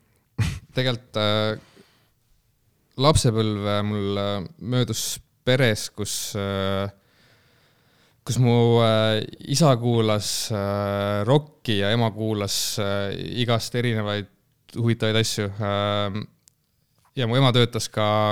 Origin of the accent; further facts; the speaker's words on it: Elva, Tartu County, Estonia; Elva jah. jah, ma äh, Elvast olen pärit